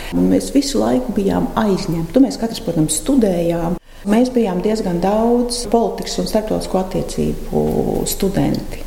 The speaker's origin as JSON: {"language": "Latvian", "region": "Riga", "country": "Latvia", "tie": "born or raised there", "moved": "as an adult", "lives_now": "Salaspils, Latvia", "said": "Esmu dzimusi rīdziniece ar vienu kāju ķēngaragā"}